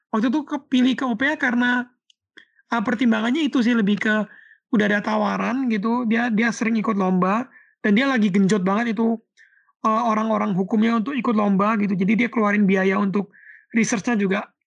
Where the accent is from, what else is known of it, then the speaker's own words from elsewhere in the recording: Surabaya, East Java, Indonesia; moved away as an adult; dulu kan aku tuh kan aslinya uh, dari Surabaya.